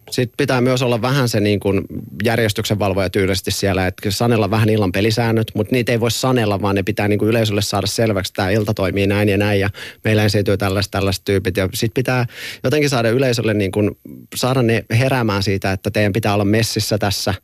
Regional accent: near Forssa, Kanta-Häme, Finland; mä oon Forssa vierestä kotoisin

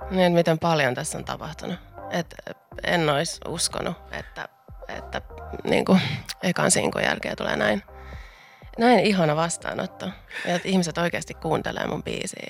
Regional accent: Vantaa, Uusimaa, Finland; Mä tuun tätä tota Vantaalta alun perin

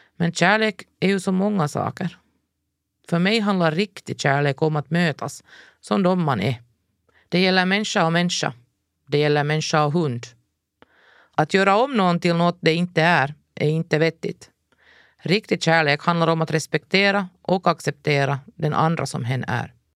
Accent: Ekenäs, Uusimaa, Finland; vårt djurfria liv hemma i Ekenäs

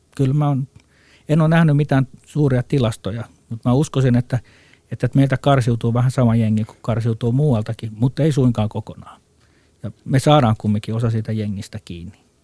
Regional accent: Finland

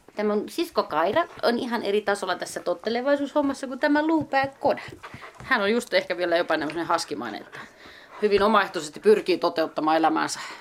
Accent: west coast, Finland; moved away as an adult; also born or lived in Hollola; now in Juuka, Finland; Ja länsirannikolta mä oon niin kotosi.

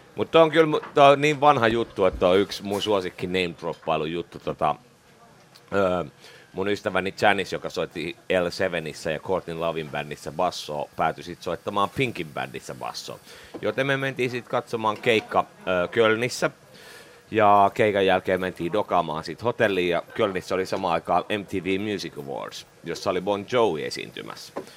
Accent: Espoo, Uusimaa, Finland; also born or lived in Vuosaari, Helsinki / Töölö, Helsinki; Sitten mä harhauduin espoolaiseksi. Mä olin äh, alaasteen Laajalahdessa, yläasteen pohjois no. yläasteen laaja. Tota, eli Espoossa noin kouluajat, teini, no. teiniajat

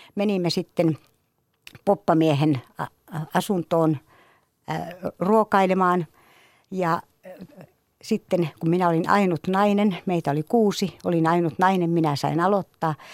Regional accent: Imatra, South Karelia, Finland; Kaikki alkoi kotikylässäni Imatralta

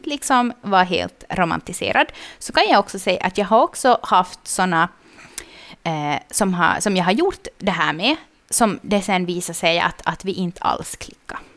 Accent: Vaasa, Ostrobothnia, Finland; now in Jakobstad, Finland; när jag flyttade till Jeppis från Vasa, mm. så då så hade jag liksom inga kompisar här.

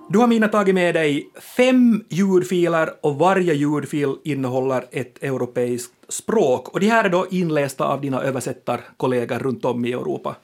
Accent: Finland; våra språkliga rättigheter som finlandssvenskar

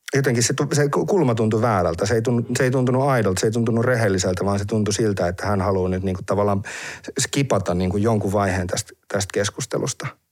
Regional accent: Heinola, Päijät-Häme, Finland; mä oon Heinolasta

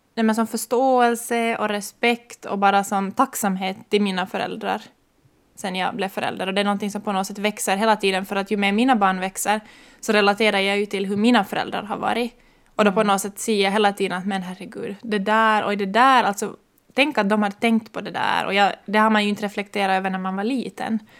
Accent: Ekenäs, Uusimaa, Finland; moved away as an adult; now in Maxmo, Finland; jag kommer ursprungligen från Ekenäs men blev i Österbotten när jag skulle komma hit för att studera

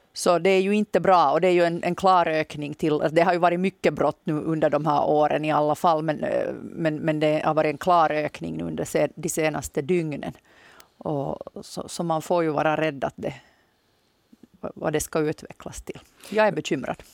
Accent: Nykarleby, Ostrobothnia, Finland; now in Jakobstad, Finland; på mig hörs höser garanterat inte att jag är från Österbotten

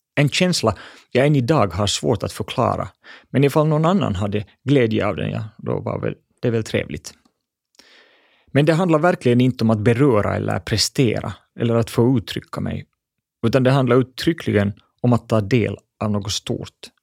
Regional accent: Espoo, Uusimaa, Finland; Jag växte upp i Bodoms vackra skogar

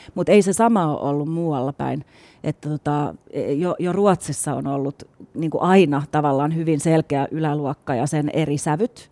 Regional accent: Espoo, Uusimaa, Finland; also born or lived in Helsinki; Mä oon syntynyt täällä Stadis Helsingissä, mutta sit mä oon ollut koulussa Espoossa, joka on kans iso kaupunki

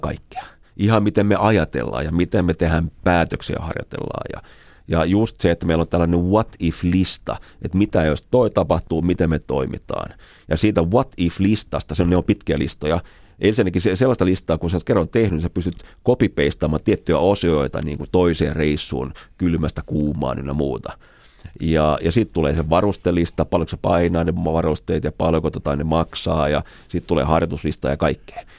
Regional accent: Finland; Mä sanoin, että me ollaan Suomesta

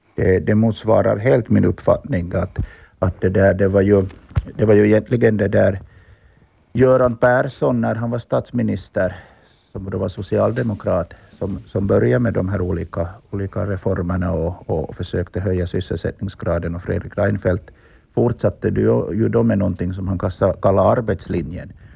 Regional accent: Finland; now in Stockholm, Sweden; som vi finländare är vana att, att vara

